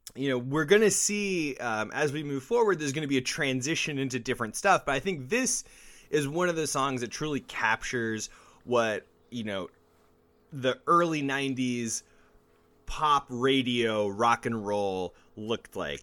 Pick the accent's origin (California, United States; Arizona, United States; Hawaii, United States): Arizona, United States; Mesa; growing up in Mesa and being in the music scene